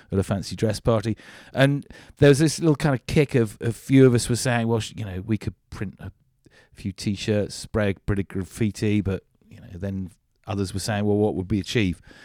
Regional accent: Devon, South West England, United Kingdom; also born or lived in Cornwall; I grew up in Devon. I moved to Cornwall when I was nineteen

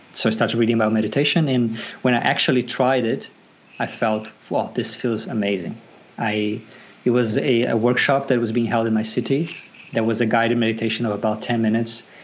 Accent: Brazil; moved away as an adult; now in Sydney, Australia; I was born and raised in Brazil. I migrated to Australia about nine years ago

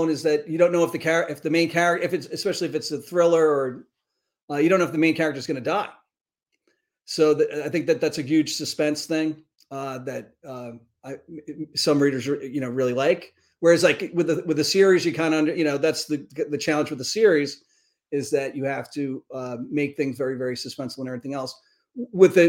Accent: New York City, New York, United States; I grew up in the Bronx

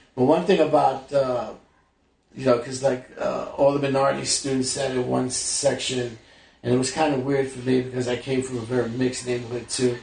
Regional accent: New York City, New York, United States; also born or lived in Brooklyn / Flushing, Queens; I was born in Brooklyn, raised in the Bronx

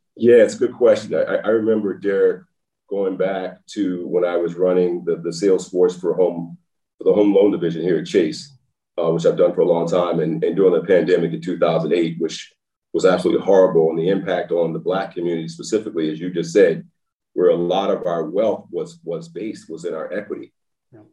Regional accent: Baltimore, Maryland, United States; moved away as an adult; also born or lived in Nashville, Tennessee / Los Angeles, California; now in Texas, United States; I know where I'm from when I grew up in Baltimore

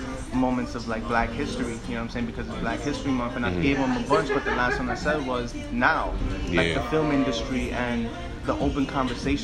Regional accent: New York City, New York, United States; where I'm from, like just like the projects in Bed-Stuy

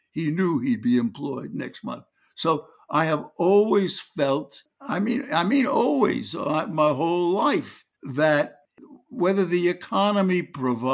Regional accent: New York City, New York, United States; moved away as an adult; I grew up in Brooklyn, New York

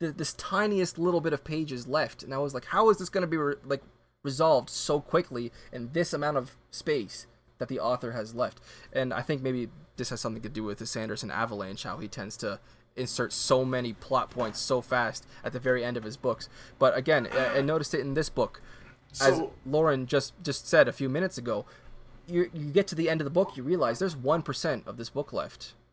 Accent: Canada; I'm a Canadian. French is my second language

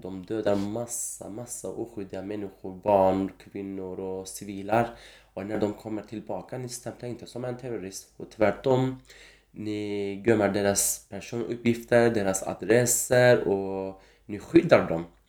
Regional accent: Kurdistan, Turkey; Swedish is a second language; moved away as an adult; now in Sweden; jag är som en kurd, kurdisk kille

